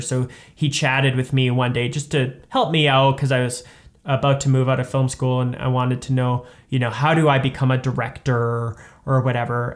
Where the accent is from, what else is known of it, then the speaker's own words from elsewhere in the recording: Saskatoon, Saskatchewan, Canada; I'm from Saskatoon